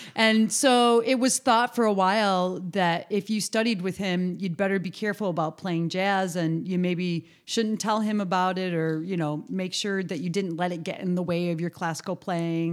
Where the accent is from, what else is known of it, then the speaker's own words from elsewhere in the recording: Western New York, United States; moved away as an adult; I was from New York State